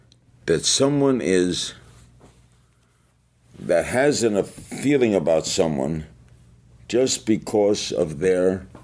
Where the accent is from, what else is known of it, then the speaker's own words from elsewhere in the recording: New York, United States; I grew up in New York